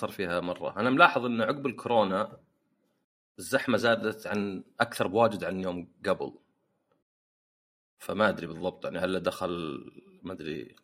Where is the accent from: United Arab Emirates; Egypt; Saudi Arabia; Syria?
Saudi Arabia; انا سعودي